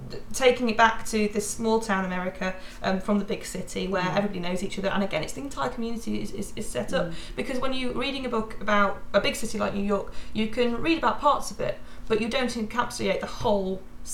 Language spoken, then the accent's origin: English; Scarborough, Yorkshire and the Humber, United Kingdom; I come from Scarborough, and have lived in Yorkshire all my life.